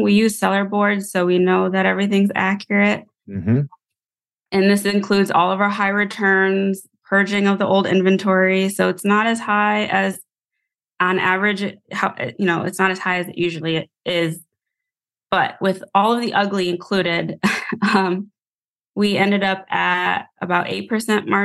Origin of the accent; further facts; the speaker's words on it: Buffalo, New York, United States; now in Georgia, United States; I'm originally from Buffalo, New York, where we get 8 feet of snow